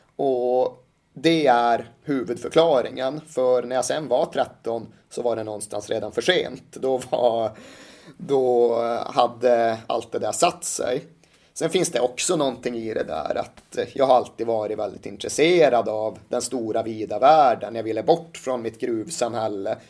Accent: Malmberget, Norrbotten County, Sweden; Jag växte upp i Malmberget i mitten av 80-talet.

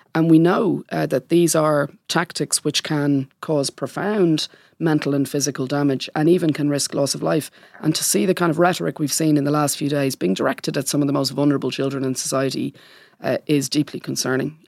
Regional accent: Dublin, Leinster, Ireland; moved away as an adult; now in London, United Kingdom; I grew up in Port Monac in late nineteen seventies and through the nineteen eighties

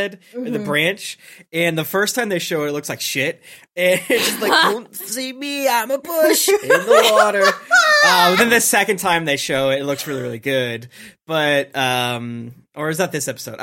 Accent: Boston, Massachusetts, United States; I'm from Boston

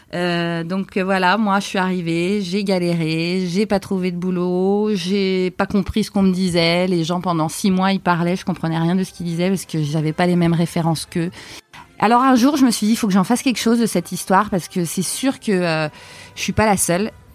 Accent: France; also born or lived in Canada

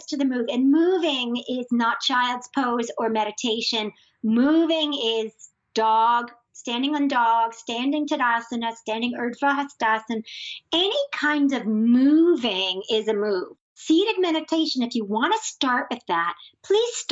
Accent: New York, United States; I'm also a New Yorker

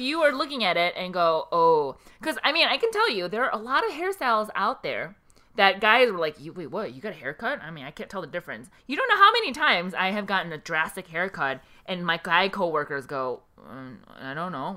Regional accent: South Korea; now in United States; I was born in Korea.

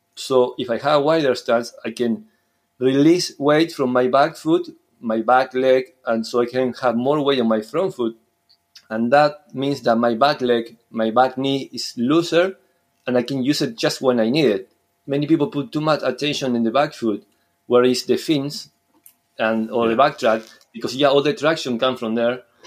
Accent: Uruguay; English is a second language; moved away as an adult; now in Scotland, United Kingdom; I'm from Uruguay, South America, but now I've been living in Scotland for almost six years

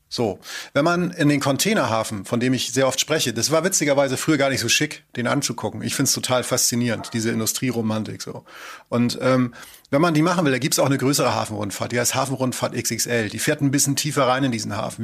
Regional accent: Henstedt-Ulzburg, Schleswig-Holstein, Germany; accent: Norddeutsch; moved away as an adult; now in North Rhine-Westphalia, Germany; ich stamme nicht aus Hamburg, ich stamme aus Schleswig-Holstein an der Grenze zu Hamburg

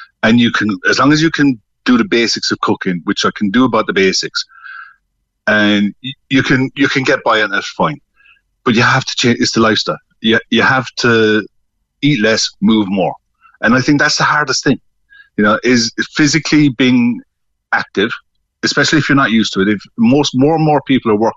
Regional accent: Newmarket, Munster, Ireland; I'm originally from Newmarket

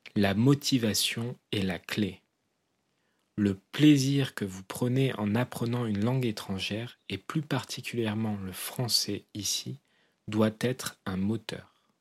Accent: southwest France, France; je suis originaire du sud-ouest de la France, à moins d'une heure de voiture de l'Espagne

